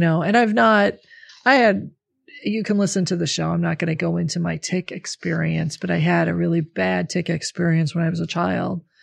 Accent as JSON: {"language": "English", "region": "the North", "country": "United States", "tie": "born or raised there", "said": "I grew up in the North. My family's from the North. We're all Northern people."}